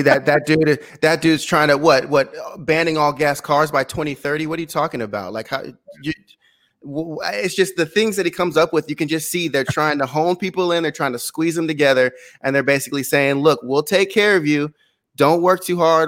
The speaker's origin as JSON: {"language": "English", "town": "San Luis Obispo", "region": "California", "country": "United States", "tie": "born or raised there", "also_born_or_lived": "Glendale, California", "moved": "as an adult", "said": "was raised on the Central Coast of California, San Luis Obispo, um, a coastal, a coastal city"}